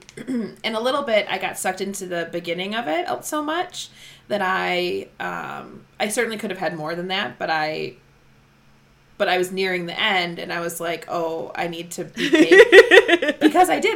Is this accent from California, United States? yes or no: no; Wisconsin, United States; accent: Wisconsin; we're we're very Midwestern. Our, yeah, our Wisconsin accents.